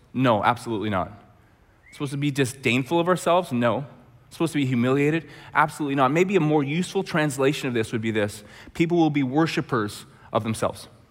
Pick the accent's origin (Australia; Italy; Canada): Canada; Red Deer, Alberta; also born or lived in Langley; we're both from Red Deer